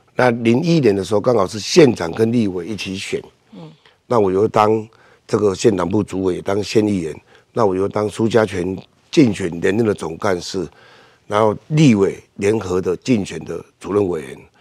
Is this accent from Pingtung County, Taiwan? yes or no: yes; Pingtung County, Taiwan; 过去我们屏东，我们从小就离，离开家乡